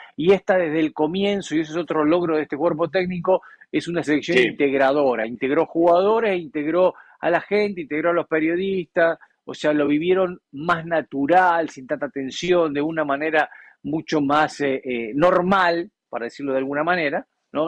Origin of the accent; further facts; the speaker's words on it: Argentina; El pueblo argentino es un pueblo que eh, tenemos muchas cosas buenas y muchas cosas malas